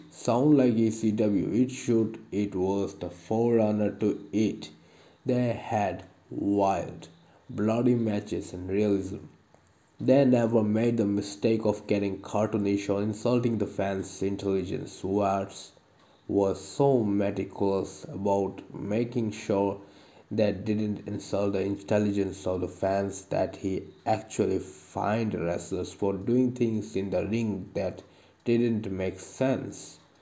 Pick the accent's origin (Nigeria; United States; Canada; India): India; I am from India